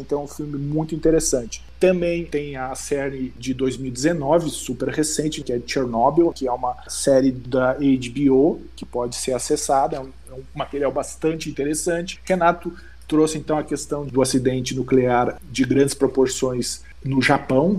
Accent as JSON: {"language": "Portuguese", "region": "Rio Grande do Sul", "country": "Brazil", "said": "lá da minha terra. Eu sou gaúcho, sou do Rio Grande do Sul e me orgulho dessa minha origem"}